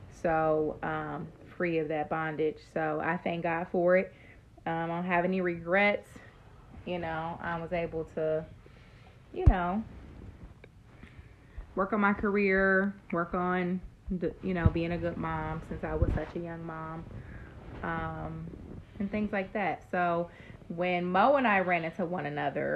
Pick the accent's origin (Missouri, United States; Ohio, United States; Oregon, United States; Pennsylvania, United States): Ohio, United States; Cincinnati; also born or lived in Columbus, Ohio; I'm from Cincinnati